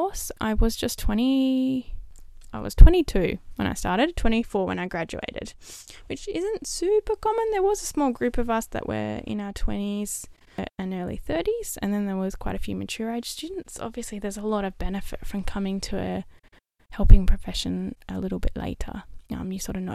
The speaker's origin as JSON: {"language": "English", "town": "Perth", "region": "Western Australia", "country": "Australia", "tie": "born or raised there", "also_born_or_lived": "Melbourne", "moved": "as an adult", "said": "the city that was closest to my hometown, which was Perth."}